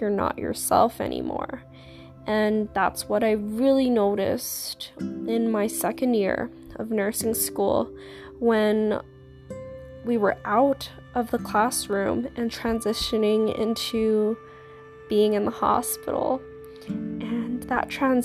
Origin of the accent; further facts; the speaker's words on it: Canada; I am a Canadian, I'm 22 years old